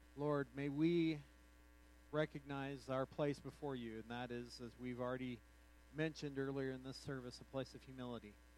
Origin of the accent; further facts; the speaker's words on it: United States; also born or lived in New Mexico / Texas; now in Colorado, United States; I've spent uh, all of my formative years in New Mexico and Texas